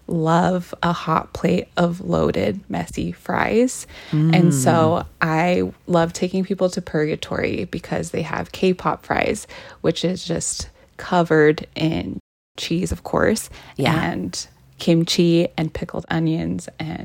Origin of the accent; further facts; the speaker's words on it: Salt Lake City, Utah, United States; Yes, I was born and raised here in Salt Lake City. I am a queer woman of color, so I spent a lot of time feeling out of place here.